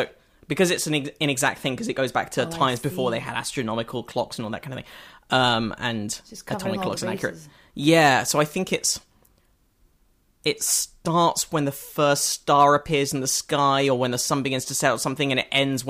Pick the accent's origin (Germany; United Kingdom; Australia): United Kingdom; now in United States; Oh, no, so I was still being British.